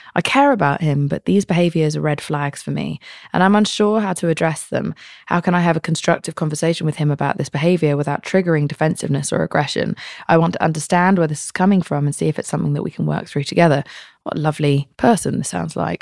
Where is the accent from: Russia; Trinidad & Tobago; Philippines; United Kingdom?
United Kingdom; I'm British.